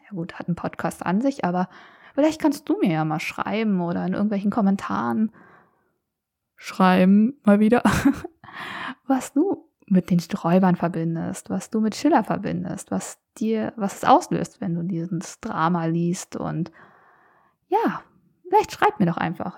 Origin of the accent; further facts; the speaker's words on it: Berlin, Germany; also ich bin in Berlin groß geworden